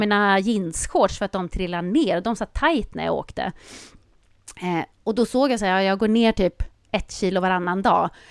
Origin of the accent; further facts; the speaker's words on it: Sweden; som svensk